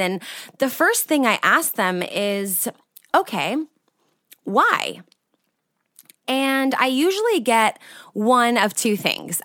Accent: California, United States; moved away as an adult; now in Austria; I'm from California originally, but I've lived in Austria now for the last six years.

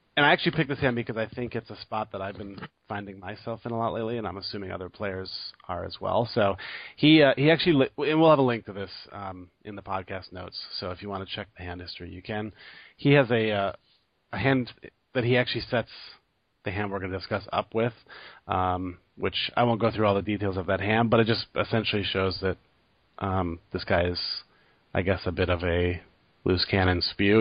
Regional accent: United States; me being American

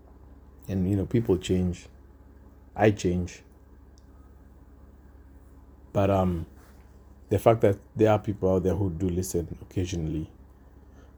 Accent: Kenya; now in Australia; my home country, Kenya

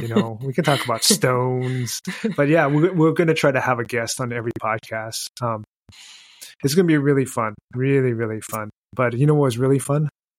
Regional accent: United States; I'm from America

